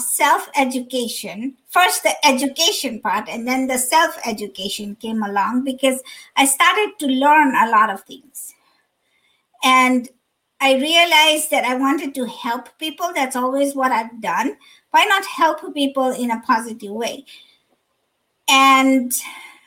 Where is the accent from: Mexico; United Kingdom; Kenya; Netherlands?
Kenya; also born or lived in Dar es Salaam, Tanzania / California / Dallas, Texas; now in Chicago, United States; I'm originally from, born and raised in Kenya